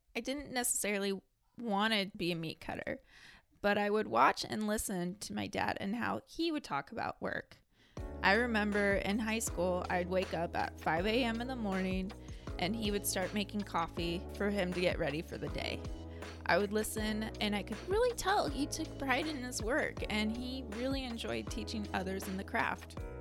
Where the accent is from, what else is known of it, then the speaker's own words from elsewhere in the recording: Scappoose, Oregon, United States; I grew up in Scappoose, Oregon, just 30 minutes away from Portland